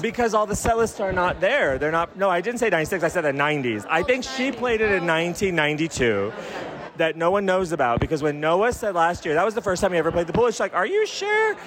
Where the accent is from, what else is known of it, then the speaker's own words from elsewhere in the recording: Albuquerque, New Mexico, United States; we're both from Albuquerque. We were both in Albuquerque